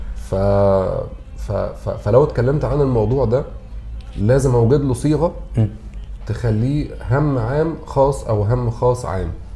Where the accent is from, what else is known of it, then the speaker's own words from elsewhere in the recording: Egypt; عندنا في مصر